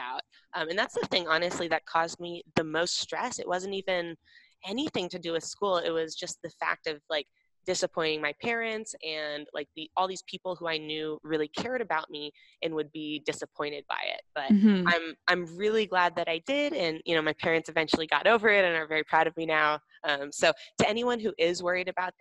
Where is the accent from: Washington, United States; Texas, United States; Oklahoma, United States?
Washington, United States; Seattle; I grew up in Seattle